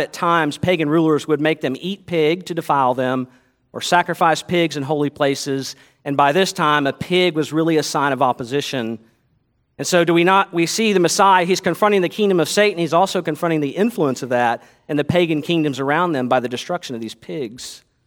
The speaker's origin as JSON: {"language": "English", "country": "United States", "said": "as American Christians"}